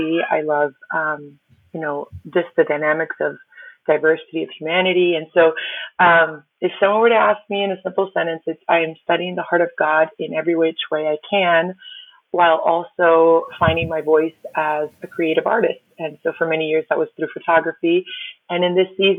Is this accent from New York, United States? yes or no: no; Miami, Florida, United States; first language Spanish; English is a second language; My parents are Cuban immigrants, and I didn't know English until I was probably close to like 10, 11, 12, fully. And we lived in Miami